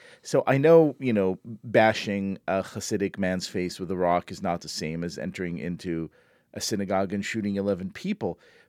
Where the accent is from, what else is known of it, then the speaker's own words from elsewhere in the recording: Israel; now in New York City, United States; I grew up in Israel, so I was never on that vacation.